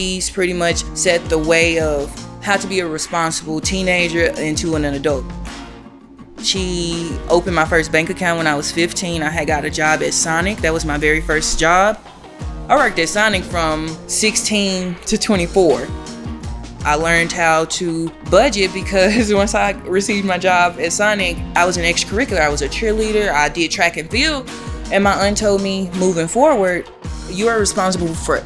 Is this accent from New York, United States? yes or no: no; Jackson, Tennessee, United States; now in Denver, United States; originally born and raised in Jackson, Tennessee, which is an hour outside of Memphis, Tennessee